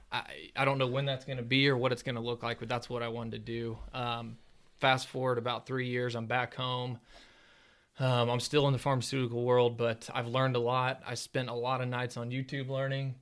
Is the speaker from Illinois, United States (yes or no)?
no; Ozark, Missouri, United States; I'm from Ozark here, just south of Springfield